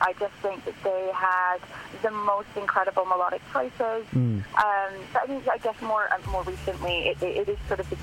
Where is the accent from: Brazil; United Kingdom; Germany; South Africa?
United Kingdom; Scotland; moved away as an adult; also born or lived in United States; now in Toronto, Canada; I was actually born and raised in Scotland.